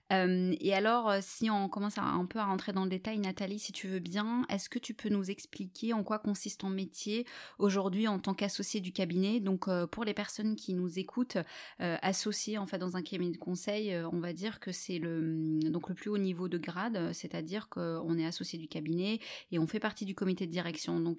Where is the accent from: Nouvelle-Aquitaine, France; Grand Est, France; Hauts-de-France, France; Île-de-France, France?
Nouvelle-Aquitaine, France; Bordeaux; moved away as an adult; also born or lived in Marseille / Germany; now in Luxembourg; je suis née à Bordeaux